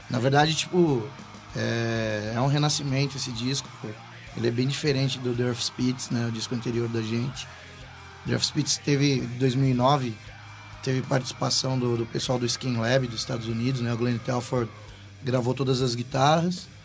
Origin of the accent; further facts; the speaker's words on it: Brazil; A gente é brasileiro